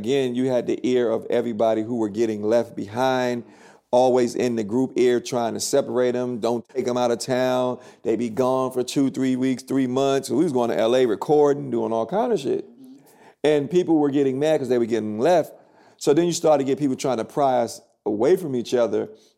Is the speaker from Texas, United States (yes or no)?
no; New York City, New York, United States; Yeah, I'm from the city.